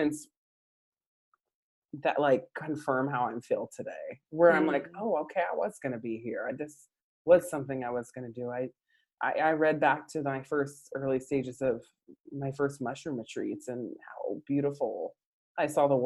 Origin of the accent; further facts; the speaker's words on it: San Diego, California, United States; also born or lived in White Center, Washington; now in Seahurst, United States; I'm from San Diego